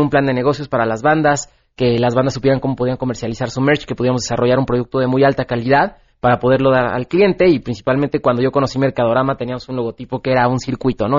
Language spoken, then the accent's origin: Spanish; Mexico; como mexicano